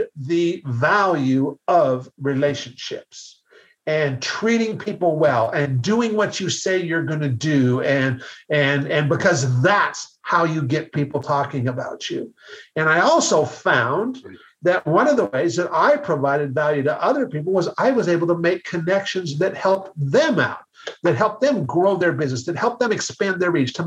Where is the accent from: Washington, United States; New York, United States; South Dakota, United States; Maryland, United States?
Washington, United States; Seattle; I'm from Seattle